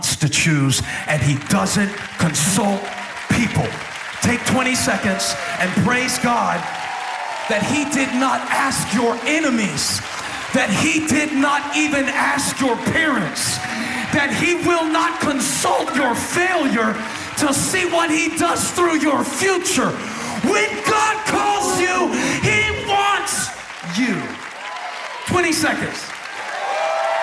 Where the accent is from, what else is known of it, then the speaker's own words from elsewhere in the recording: Moncks Corner, South Carolina, United States; I grew up in Monk's Corner, South Carolina